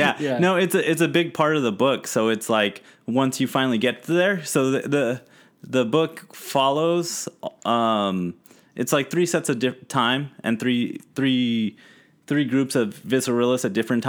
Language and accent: English; San Bernardino, California, United States; accent: California; first language English; now in Los Angeles, United States; I'm a California native. Okay. Yeah, I'm from San Bernardino.